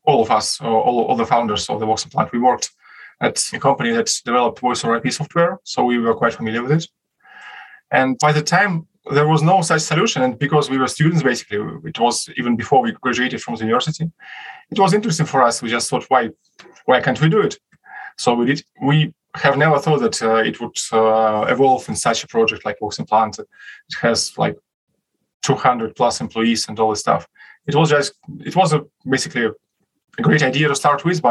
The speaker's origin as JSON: {"language": "English", "region": "Moscow", "country": "Russia", "said": "we are from Moscow"}